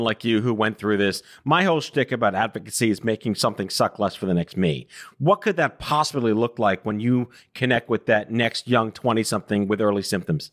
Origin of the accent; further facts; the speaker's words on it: New York City, New York, United States; Staten Island where I grew up